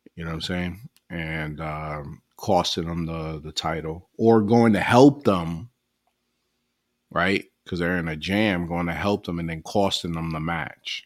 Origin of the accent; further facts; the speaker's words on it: New York, United States; I'm from New York too